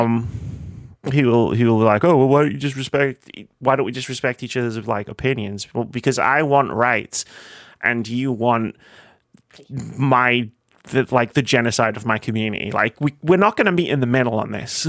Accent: United Kingdom; we're British

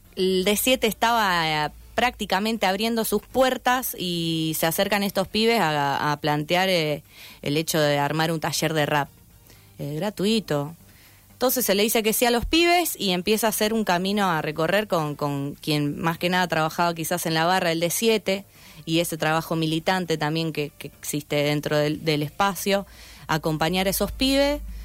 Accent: Santa Fe, Argentina; yo soy de zona sur, tengo 26 años

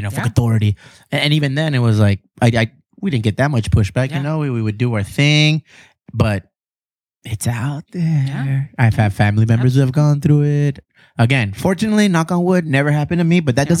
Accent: Chula Vista, California, United States; Chula Vista, West Side Chula Vista.

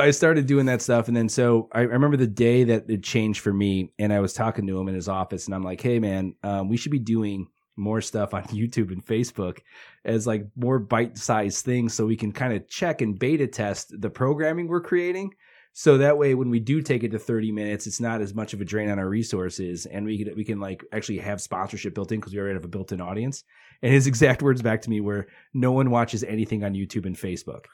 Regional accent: Hammond, Indiana, United States; also born or lived in St. John, Indiana / Westville, Indiana; I grew up in Hessville until about eighth grade, and then I moved to Saint John from about my freshman year

